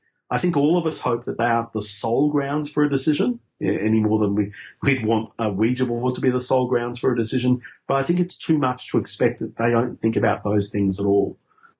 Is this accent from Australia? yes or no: yes; Queensland, Australia; because I grew up in Queensland under Joe Bjelke-Petersen.